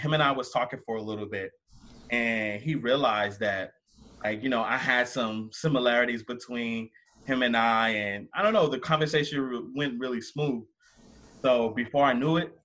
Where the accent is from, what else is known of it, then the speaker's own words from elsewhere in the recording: Gary, Indiana, United States; I'm a kid from Gary